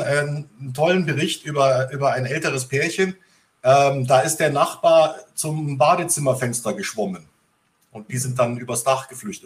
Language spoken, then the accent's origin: German; Bavaria, Germany; ich bin ja in Bayern aufgewachsen, also auf dem Land